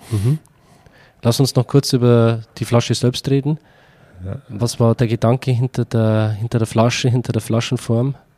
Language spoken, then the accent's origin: German; Upper Palatinate, Bavaria, Germany; da wo ich herkomme, aus, aus, aus der Oberpfalz in Bayern